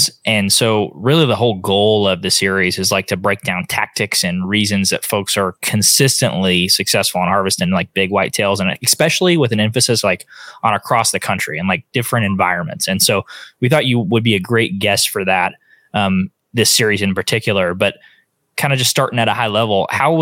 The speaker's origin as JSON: {"language": "English", "region": "Northeast Oklahoma", "country": "United States", "tie": "born or raised there", "said": "we grew up in Northeast Oklahoma."}